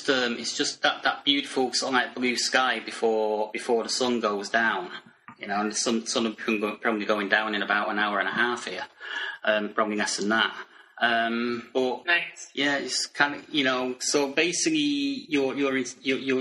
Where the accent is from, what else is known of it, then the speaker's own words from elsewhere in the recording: Manchester, North West England, United Kingdom; I'm actually from Manchester.